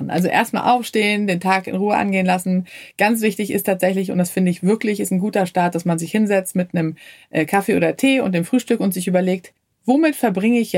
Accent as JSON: {"language": "German", "country": "Sweden", "said": "Ja, als Schwedin ist klar, da hat man den Kühlschrank voller Knäckebrot."}